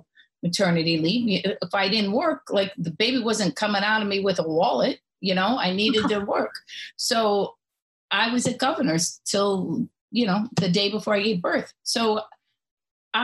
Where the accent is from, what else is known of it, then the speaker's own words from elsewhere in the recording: a suburb outside of Cleveland, Ohio, United States; I grew up outside of Cleveland, a little suburb outside of Cleveland